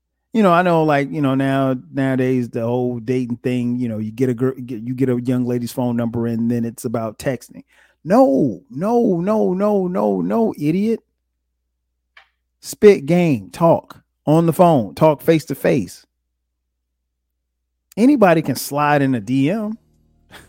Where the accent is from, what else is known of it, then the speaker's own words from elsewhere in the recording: the South, United States; also born or lived in South Carolina; I grew up in the South.